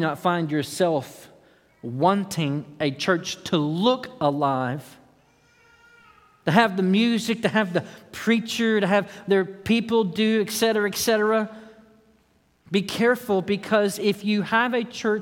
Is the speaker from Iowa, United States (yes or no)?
no; Austin, Texas, United States; I'm from Austin, Texas